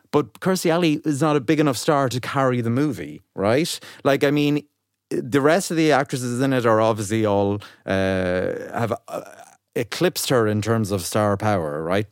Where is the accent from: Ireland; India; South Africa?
Ireland; as an Irish person